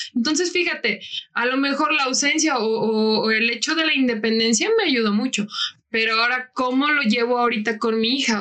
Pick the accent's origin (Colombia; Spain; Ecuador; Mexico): Mexico; Francisco I. Madero; yo soy de Francisco Madero